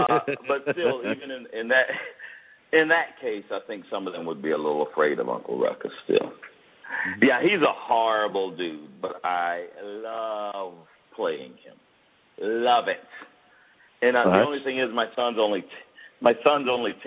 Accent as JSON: {"language": "English", "town": "Fayetteville", "region": "Georgia", "country": "United States", "tie": "born or raised there", "said": "I grew up in the South, and around my dad's friends"}